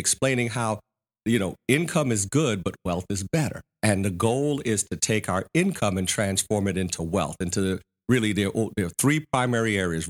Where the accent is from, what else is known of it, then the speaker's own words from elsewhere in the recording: New York, United States; I came from New York, graduated, got a job working for a bank down here.